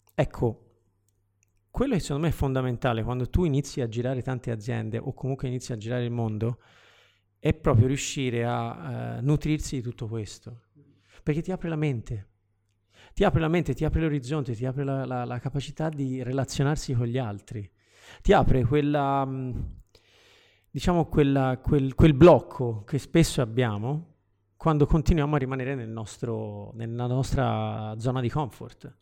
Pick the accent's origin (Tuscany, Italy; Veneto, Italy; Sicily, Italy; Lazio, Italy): Tuscany, Italy; Florence; io sono di Firenze